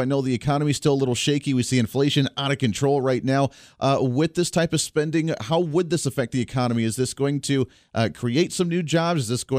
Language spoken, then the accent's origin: English; Kansas, United States; right here in my home state where our flagship is, right in the state of Kansas